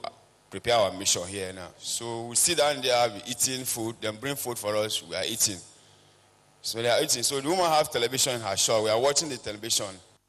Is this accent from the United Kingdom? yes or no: no; Yola, Adamawa, Nigeria; I'm from Adamawa State, Yola.